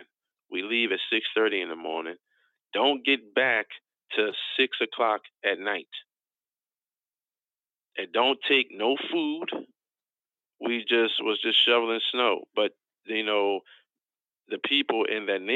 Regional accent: Philadelphia, Pennsylvania, United States; I'm originally from West Oak Lane in the city of Philadelphia, Pennsylvania

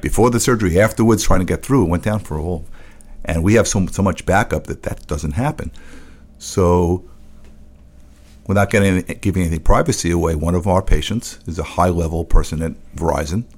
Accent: New York City, New York, United States; I grew up in the Bronx

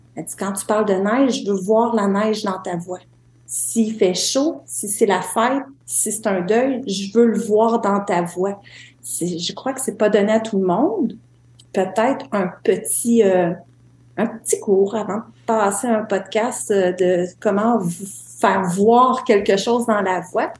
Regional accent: Témiscouata, Quebec, Canada; moved away; also born or lived in Montreal; je suis native de Témiscouata

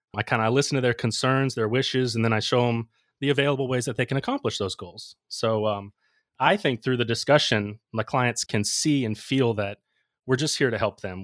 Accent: Ocala, Florida, United States; I wanted to work in my hometown, so I, I came back to Ocala

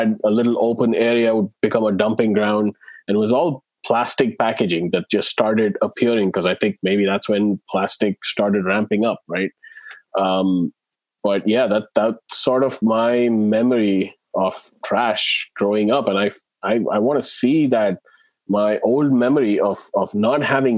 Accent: India; I grew up in India in, you know, in the 80s and 90s.

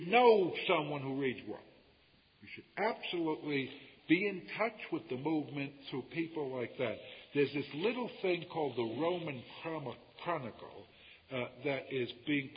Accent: United States; I come from America

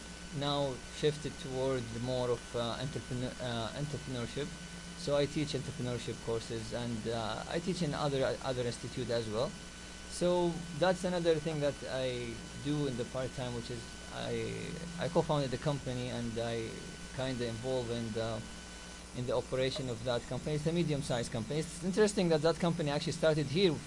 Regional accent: Saudi Arabia; English is a second language; moved away as an adult; also born or lived in Newfoundland, Canada; now in Canada; I'm … from Saudi Arabia

